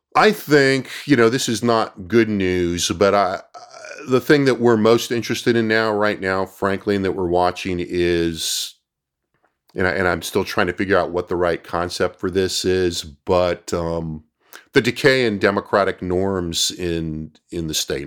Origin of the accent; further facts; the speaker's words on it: California, United States; now in Austin, United States; I was from California